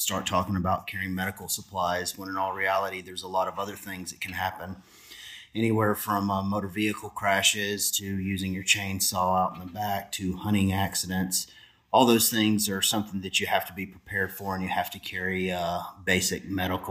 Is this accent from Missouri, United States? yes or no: no; Alabama, United States; moved away as an adult; now in Brevard County, Florida, United States; I worked in Alabama as a paramedic in my hometown